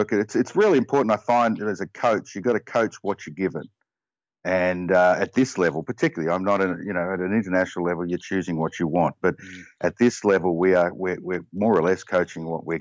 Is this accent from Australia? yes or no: yes; Australia; now in Connecticut, United States; like any Aussie